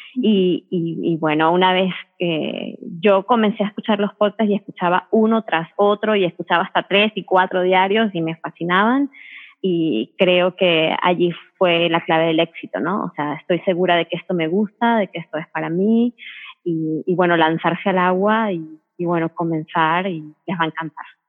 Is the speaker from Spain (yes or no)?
no; Venezuela; Yo soy venezolana, sigo comiendo con el sazón venezolano